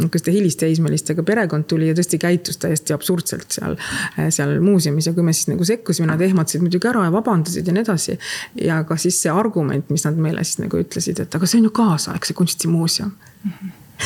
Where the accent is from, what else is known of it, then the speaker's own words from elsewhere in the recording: Tallinn, Harju County, Estonia; meie kasvasime seal Tehnikaüli pikkades koridorides joostes